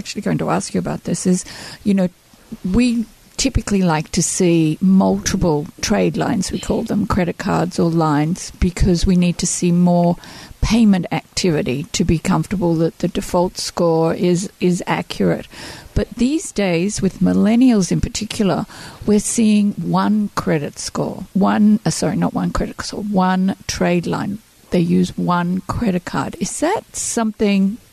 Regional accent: Australia; now in United States; I'm an Australian

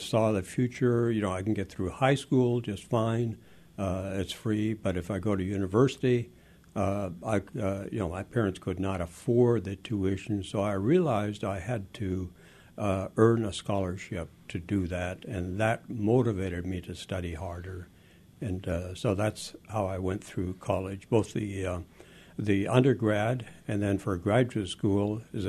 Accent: southern Ontario, Canada; first language Frisian; English is a second language; also born or lived in Netherlands / Friesland; I was 5 years old. We left from Rotterdam on a boat, 10 days at sea. We arrived in Quebec City and then took a train to southern Ontario, where we lived on a farm

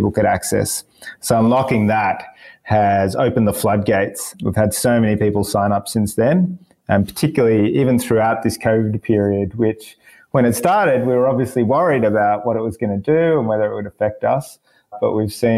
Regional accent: Melbourne, Victoria, Australia; moved away as an adult; now in Sydney, Australia; I was born in Melbourne, yeah, yep. And grew up there and pretty much lived there for most of my life for the first 27 years.

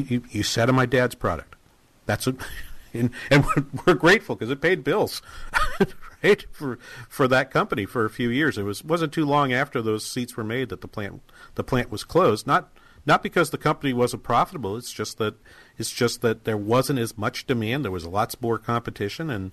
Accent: Manchester, New Hampshire, United States; my hometown in Manchester, New Hampshire

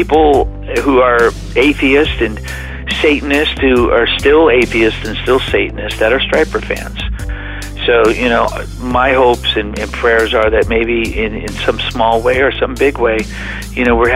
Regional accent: Whittier, California, United States; born or raised there; moved away as an adult; also born or lived in Oklahoma; now in Plymouth, United States

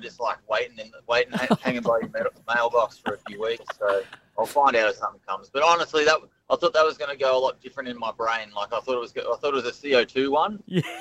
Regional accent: Melbourne, Victoria, Australia; I'm from Melbourne.

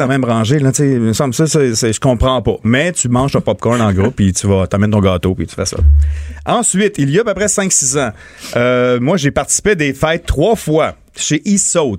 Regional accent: Montmagny, Quebec, Canada; born or raised there

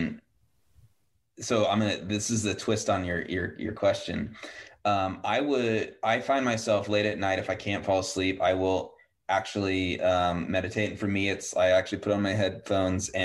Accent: Yakima, Washington, United States; I grew up in Yakima

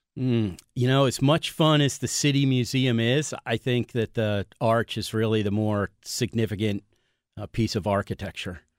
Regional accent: Connecticut, United States; moved away as an adult; now in St. Louis, United States; I grew up in Connecticut, and, uh, moved to Saint Louis, uh, over thirty years ago to go to architecture school and ended up staying

